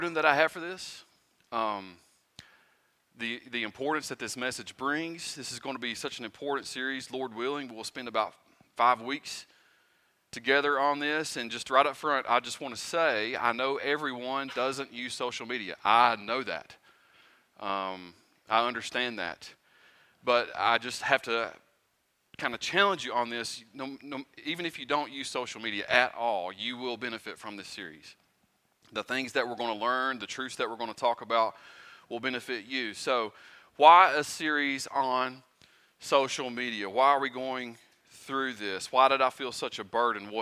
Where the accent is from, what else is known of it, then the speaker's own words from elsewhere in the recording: Pound, United States; moved away; I'm not originally from here. I'm from Pound.